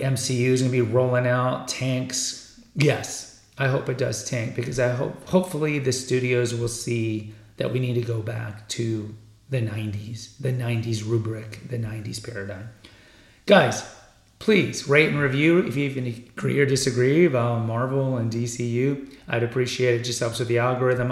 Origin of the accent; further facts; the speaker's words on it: Houston, Texas, United States; also born or lived in San Antonio, Texas / Austin, Texas; I grew up in Houston, and I went to college for my undergrad in San Antonio, and then I lived in Austin